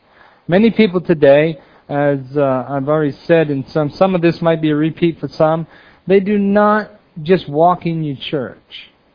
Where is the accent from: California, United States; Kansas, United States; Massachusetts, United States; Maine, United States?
Maine, United States; accent: Maine; So I'm from Maine, and that's where the accent comes from. Many people call us maniacs, and because we are.